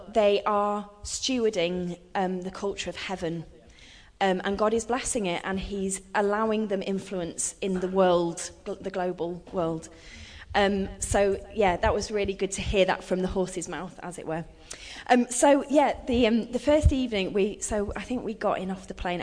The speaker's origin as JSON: {"language": "English", "country": "United Kingdom", "said": "the UK"}